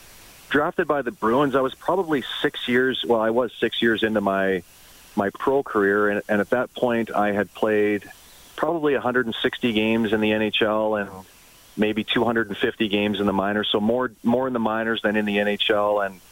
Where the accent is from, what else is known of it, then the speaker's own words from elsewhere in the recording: Calgary, Alberta, Canada; also born or lived in Switzerland; now in Minnesota, United States; My born and raised in Calgary, and my mom and dad still live in northeast Calgary